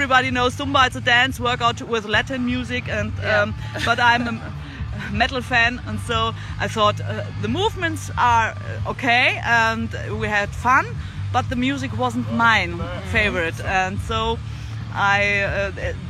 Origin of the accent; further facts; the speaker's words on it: Germany; In Germany, I have a lot of classes in my hometown